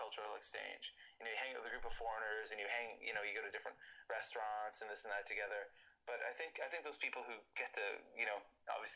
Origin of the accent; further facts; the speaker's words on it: Eastern Canada, Canada; moved away as an adult; also born or lived in Korea; now in Osaka, Japan; I'm from Eastern Canada